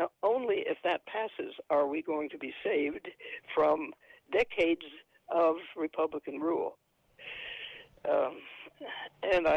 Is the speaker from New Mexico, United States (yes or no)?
yes; Alamogordo, New Mexico, United States; also born or lived in Rochester, New York; now in San Antonio, United States; I was born in New Mexico, but way back then, I think the Anglos were so dominant, even in Alamogordo, New Mexico, where 60% of the population was Hispanic. We knew nothing of the Day of the Dead.